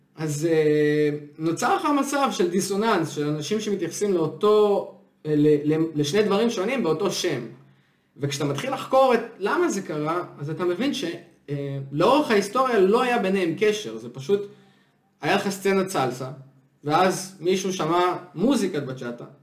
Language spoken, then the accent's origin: Hebrew; Israel